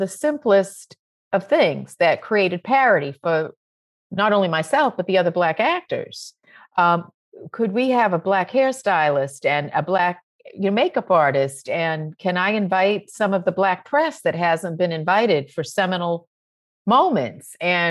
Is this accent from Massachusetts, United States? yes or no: yes; Roxbury, Massachusetts, United States; Like I grew up in Roxbury, Massachusetts.